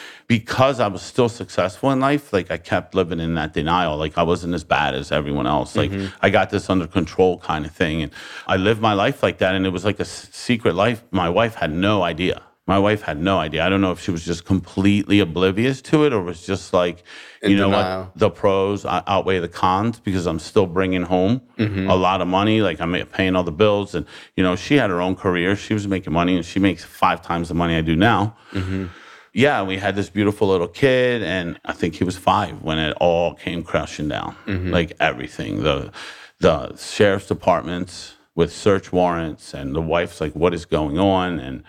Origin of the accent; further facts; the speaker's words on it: Baltimore, Maryland, United States; I lived there I lived there for 42 years, Baltimore City.